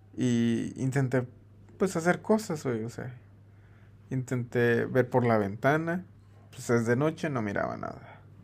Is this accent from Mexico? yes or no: yes; Mexico; como mexicano